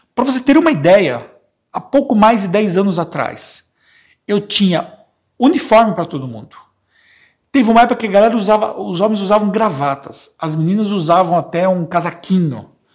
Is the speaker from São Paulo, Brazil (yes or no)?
yes; ABC Paulista, Greater São Paulo, Brazil; eu sou da Grande São Paulo, no ABC paulista